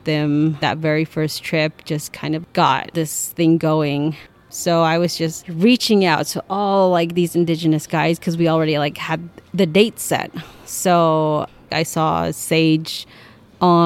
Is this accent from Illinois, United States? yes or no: no; Navajo Mountain, Utah, United States; I'm from Navajo Mountain, Utah